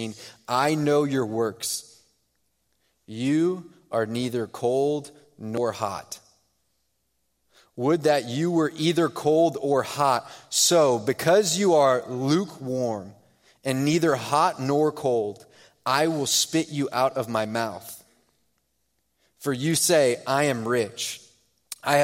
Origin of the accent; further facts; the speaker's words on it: Houston, Texas, United States; moved away; I'm from Houston